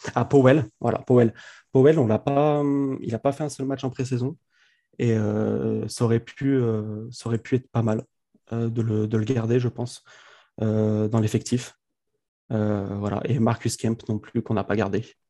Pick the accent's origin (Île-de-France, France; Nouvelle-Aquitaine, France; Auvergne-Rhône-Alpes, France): Auvergne-Rhône-Alpes, France; Grenoble; je suis de Grenoble